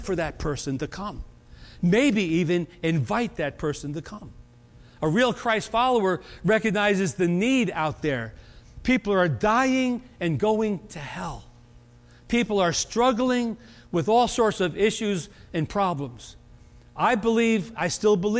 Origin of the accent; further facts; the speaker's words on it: United States; I was born in America.